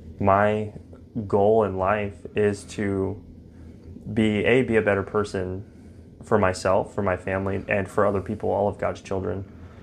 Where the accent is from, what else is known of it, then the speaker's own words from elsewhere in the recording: Fort Worth, Texas, United States; I'm from Fort Worth, Texas.